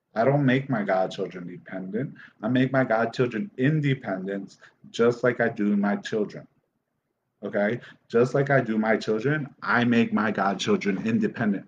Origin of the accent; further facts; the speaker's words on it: Dominican Republic; I'm from the Dominican Republic